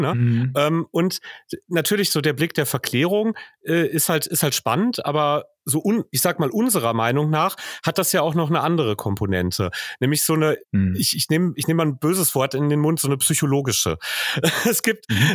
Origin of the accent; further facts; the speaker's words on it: Hagen, North Rhine-Westphalia, Germany; moved away as an adult; also born or lived in Bochum; Im Grunde komme ich aus einem, ähm, irgendwann in den 70ern in Hagen eingegliederten jetzt vor Ort von Hagen, nämlich aus hagen hohen limburg